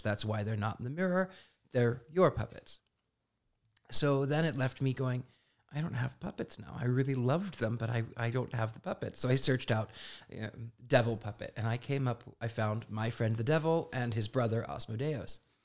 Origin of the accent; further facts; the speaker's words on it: Midwest, United States; I was an odd, strange, weird, unusual kid growing up in the Midwest